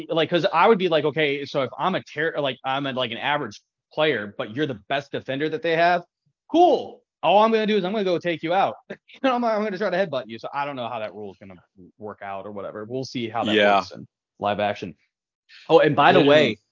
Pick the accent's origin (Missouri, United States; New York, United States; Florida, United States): Missouri, United States; St. Louis; we are from St. Louis.